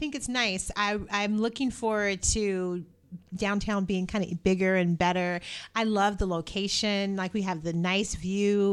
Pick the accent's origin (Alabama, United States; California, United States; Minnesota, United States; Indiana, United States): Indiana, United States; I'm from Indiana.